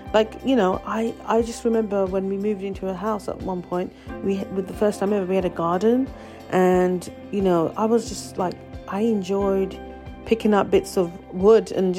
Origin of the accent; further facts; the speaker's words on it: London, United Kingdom; I was born and raised in London, England, UK, many years ago now.